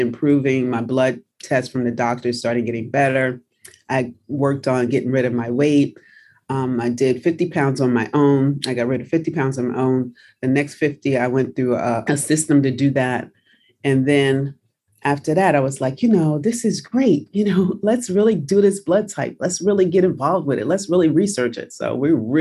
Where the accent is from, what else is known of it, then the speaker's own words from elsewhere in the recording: New York City, New York, United States; also born or lived in New Jersey; I'm from New Jersey. I grew up in New York City